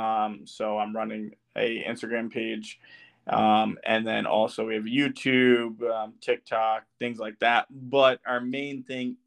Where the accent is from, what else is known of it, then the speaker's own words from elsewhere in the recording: New Jersey, United States; I'm from New Jersey